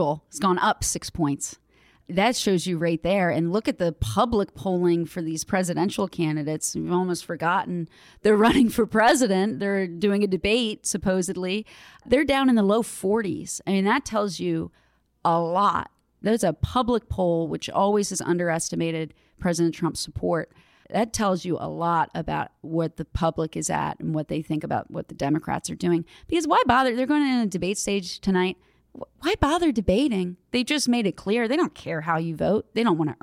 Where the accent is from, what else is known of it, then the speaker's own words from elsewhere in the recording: Maryland, United States; I'm from Maryland.